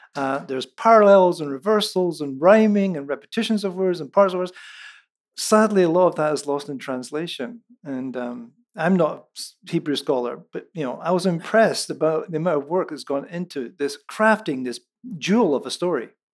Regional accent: central Scotland, United Kingdom; first language Scots; moved away; It's in Lallans, which is the dialect of English from central Scotland

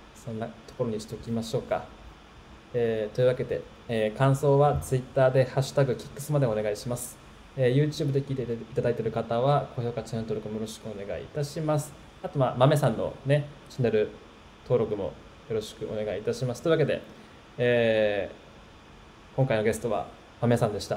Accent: Tokyo, Japan; 僕は、あの、東京出身の人なんで

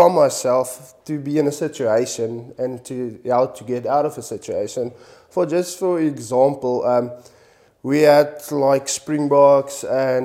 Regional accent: Kimberley, Northern Cape, South Africa; now in Cape Town, South Africa; come from Kimberley, the Northern Cape. I grew up there

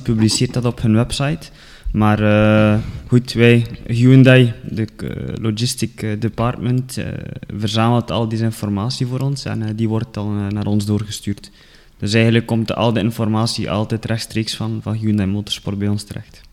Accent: Ledegem, Flanders, Belgium; accent: West Flemish; moved away as an adult; now in Kruishoutem, Belgium; ik ben afkomstig van Ledegem

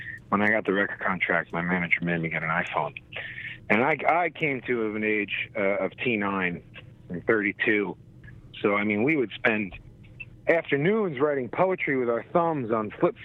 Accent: New Jersey, United States; When I was a kid growing up in Jersey

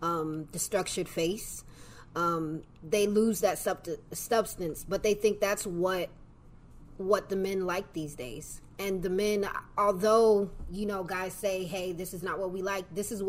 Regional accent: Kennewick, Washington, United States; I'm from Washington. Washington State, Kenwick.

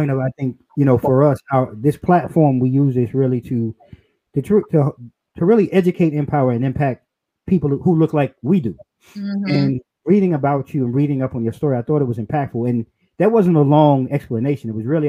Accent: New York, United States; now in DMV area, United States; we're originally from New York.

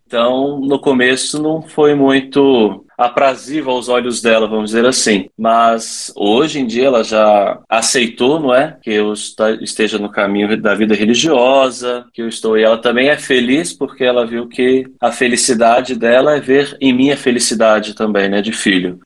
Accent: Vila Velha, Espírito Santo, Brazil; moved away as an adult; also born or lived in Petrópolis; eu sou natural lá de Vila Velha, do Espírito Santo

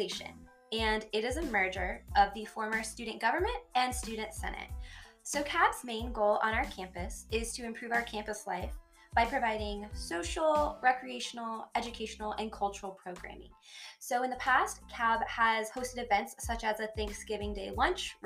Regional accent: the Panhandle of Florida, United States; moved away as an adult; now in Clovis, United States; I'm originally from the Panhandle of Florida, born and raised.

